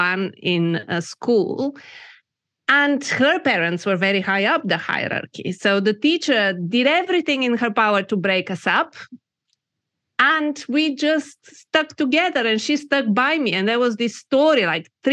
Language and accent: English; Bulgaria; moved away as an adult; also born or lived in United Kingdom; I was born in Bulgaria when it was still communist, and I had my formative years in that system.